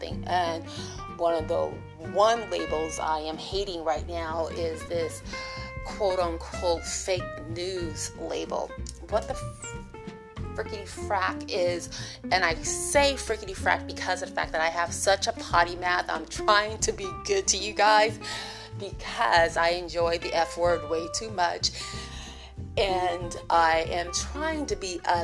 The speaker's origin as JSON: {"language": "English", "country": "United States", "said": "I'm an American"}